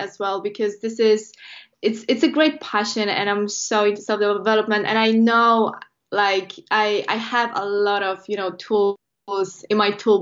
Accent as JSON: {"language": "English", "country": "Poland", "second_language": "English", "moved": "as an adult", "lives_now": "United Kingdom", "said": "I'm from Poland originally"}